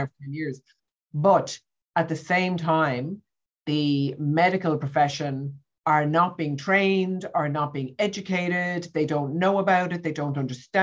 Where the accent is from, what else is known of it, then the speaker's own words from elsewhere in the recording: Ireland; I grew up in Ireland in the 70s and the 80s.